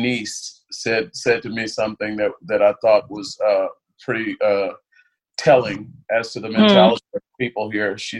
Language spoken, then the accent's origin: English; California, United States; moved away as an adult; also born or lived in Little Rock, Arkansas / Houston, Texas; now in Germany; that I grew up with in California